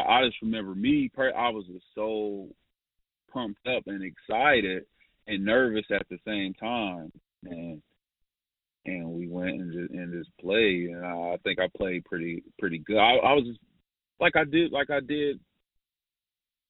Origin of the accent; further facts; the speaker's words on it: Columbus, Ohio, United States; my hometown, you know, Ohio State.